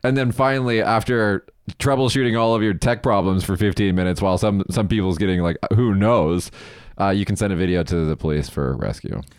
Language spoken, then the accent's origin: English; Las Vegas, Nevada, United States; now in Japan; I'm from Vegas